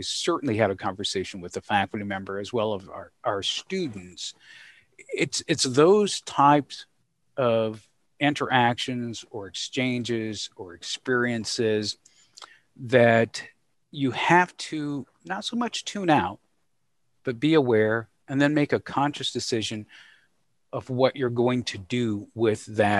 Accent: Georgia, United States; Thinking about growing up in the South, thinking concretely about things that were discussed at the dinner table, interactions with mom and dad, and some of the challenges. And by the South, I reference to the beautiful state of Georgia. So okay. That's home for me.

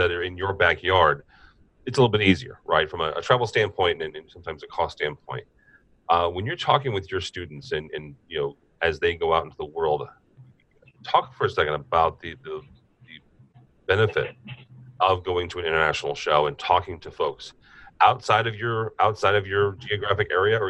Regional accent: Peoria, Illinois, United States; actually in my hometown of Peoria. Illinois, halfway between Chicago and St. Louis, for those of you who aren't familiar with the geography of Illinois.

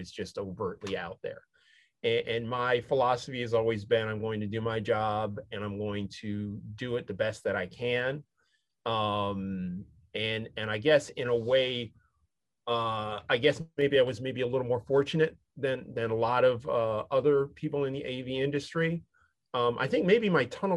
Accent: Syracuse, New York, United States; I grew up in Syracuse, New York

